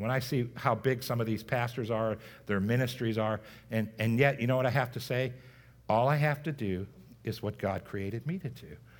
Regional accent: United States; So growing up in America, we are growing up in this nation of what's called post, a post-Christianity era

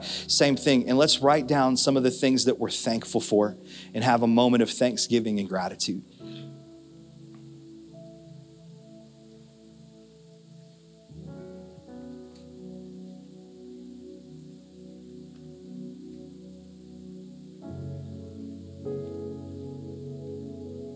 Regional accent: United States; We grew up in America

